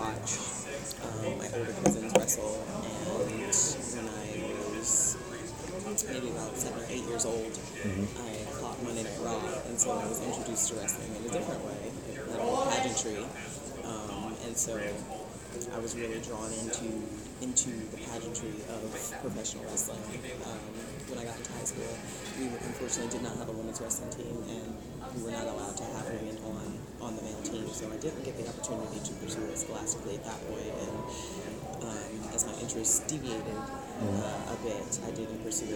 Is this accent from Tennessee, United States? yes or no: no; Houston, Texas, United States; moved away; also born or lived in Tokyo, Japan / North Carolina; I'm actually from Houston, Texas